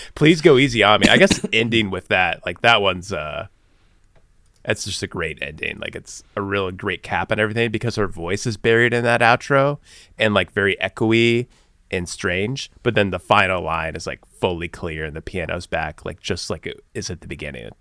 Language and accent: English; Bloomington, Illinois, United States; moved away; being from Bloomington, Illinois, like I was